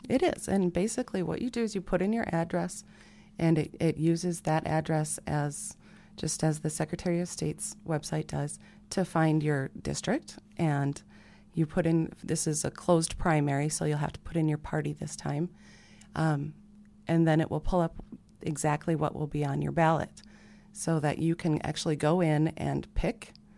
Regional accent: Sioux Falls, South Dakota, United States; born and raised in Sioux Falls

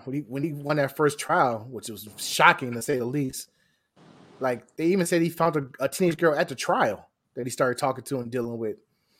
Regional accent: Illinois, United States; I'm from Illinois

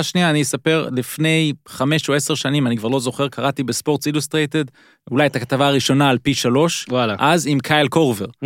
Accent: Israel; אנחנו ישראלים

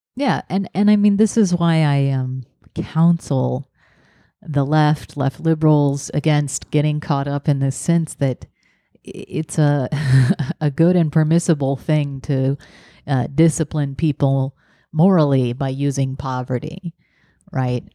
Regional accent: the South, United States; growing up in the South

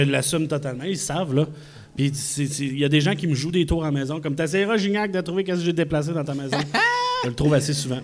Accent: Quebec City, Quebec, Canada; Moi, je suis de Québec

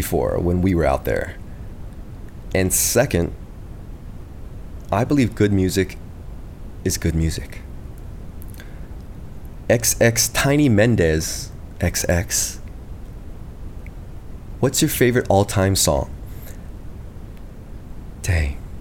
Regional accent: United States; I'm from the States, and I'm the youngest in my family

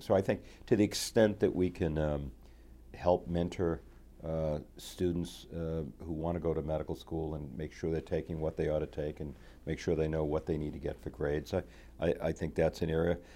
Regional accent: Lowell, Massachusetts, United States; I grew up, uh, one of seven children, uh, in, uh, in Lowell

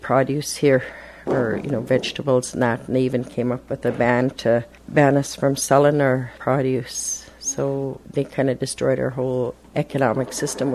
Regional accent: Secwepemc Nation, British Columbia, Canada; I'm a Squamic from the Shuswap Nation, and I'm an Esquimalt band member, which is one of the 17 bands in the Shuswap Nation.

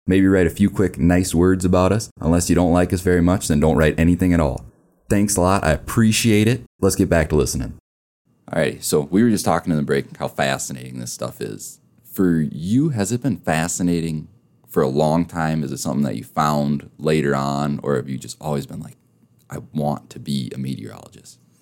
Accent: Minnesota, United States; now in Rapid City, United States; I'm from Minnesota originally

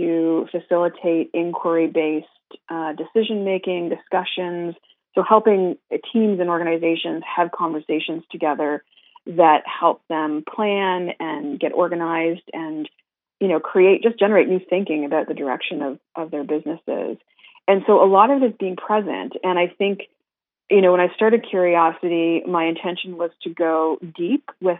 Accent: Canada; as a Canadian

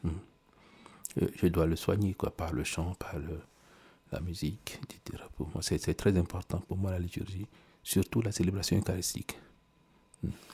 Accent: Togo; pendant tout le mois de Droser chez nous au Togo

